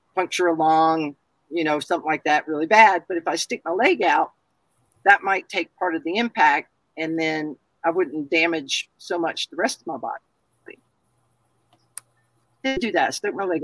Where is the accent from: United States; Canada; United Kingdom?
United States; the South; I'm a Southerner